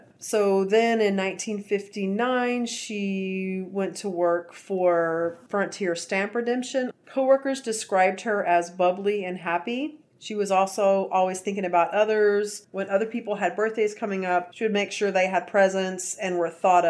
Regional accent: Abilene, Texas, United States; We're from Abilene, Texas, and our grandfather worked for the city there for a long time.

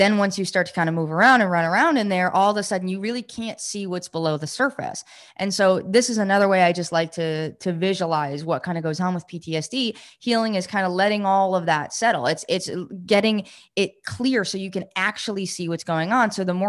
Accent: New York, United States; I grew up in New York, and we had, you had a lot of like lakes and ponds and stuff, but we used to swim in lakes, and we grew up in a lake community, my family.

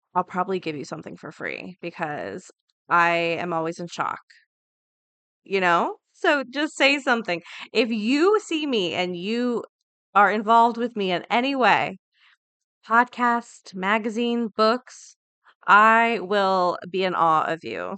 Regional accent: Florida, United States; I'm from Florida. Everything's flat

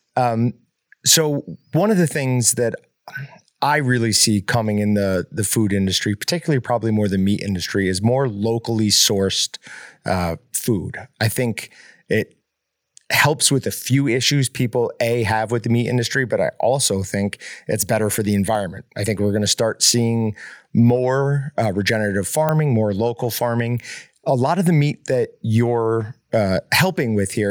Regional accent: Northeast, United States; now in Kansas, United States; I grew up in the Northeast

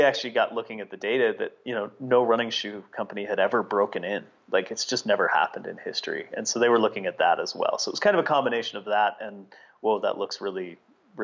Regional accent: United States; I was very comfortable there as an American

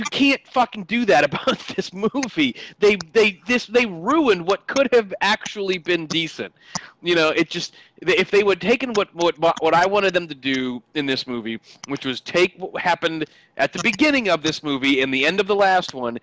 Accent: United States; We as a American people

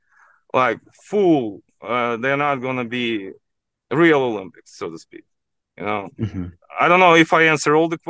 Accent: Ukraine; now in Ohio, United States; I'm from Ukraine

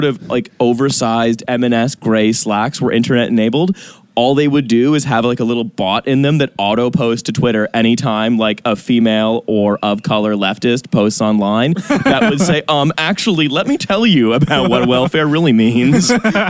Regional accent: Canada

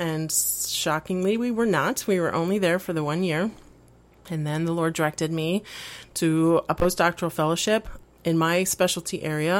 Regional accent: Mexico City, Mexico; also born or lived in Puerto Rico; I was born in Puerto Rico and raised primarily in Mexico City. So I'm Spanish-speaking and bicultural in that sense.

